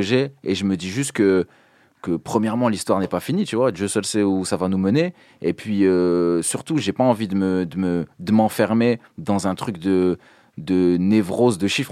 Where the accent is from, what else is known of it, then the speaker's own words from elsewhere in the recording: Dunkirk, Hauts-de-France, France; je viens de Dunkerque